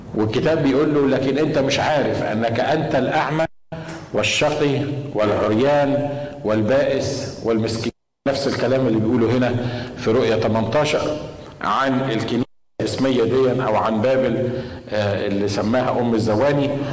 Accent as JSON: {"language": "Arabic", "country": "Egypt", "moved": "yes", "said": "عندنا في مصر"}